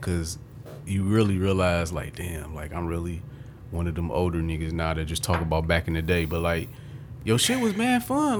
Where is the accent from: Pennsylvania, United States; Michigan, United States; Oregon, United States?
Michigan, United States; Detroit; I'm from Warren at the time. I'm from Warren Ave. I stayed Warren and Lillybridge.